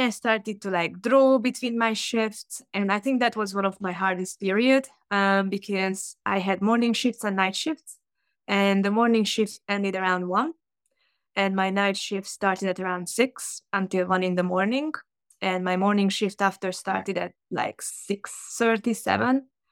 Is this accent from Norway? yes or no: no; Hungary; English is a second language; moved away as an adult; also born or lived in United Kingdom; now in Chicago, United States; I'm originally from Hungary